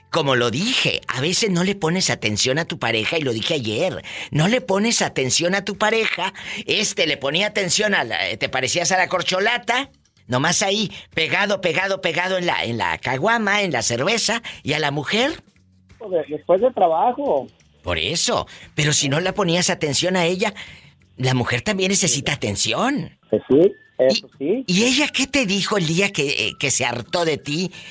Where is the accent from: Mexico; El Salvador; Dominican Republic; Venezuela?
Mexico; Tamaulipas